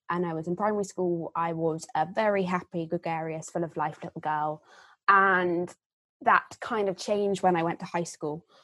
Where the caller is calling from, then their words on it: Exeter, South West England, United Kingdom; Um, so I'm dialing in from Exeter, um, where I'm currently in my third year at university.